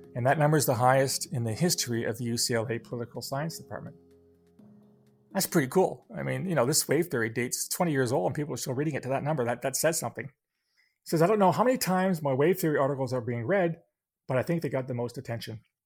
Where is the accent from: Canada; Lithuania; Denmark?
Canada; London, Ontario; London, Ontario, my hometown